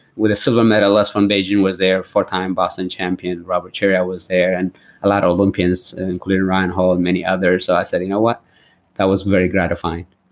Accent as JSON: {"language": "English", "country": "Eritrea", "tie": "born or raised there", "moved": "yes", "lives_now": "United States", "said": "I went back to my roots where I was born in Eritrea"}